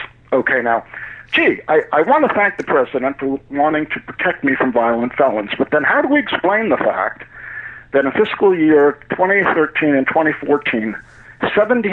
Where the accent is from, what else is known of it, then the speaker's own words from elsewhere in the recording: United States; as an American